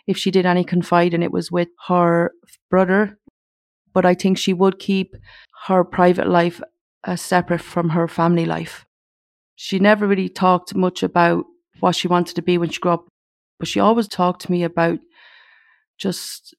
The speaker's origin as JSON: {"language": "English", "town": "Mountmellick", "region": "Laois", "country": "Ireland", "tie": "born or raised there", "said": "We were originally from Manor Lane in Mount Mellick, which is out the country"}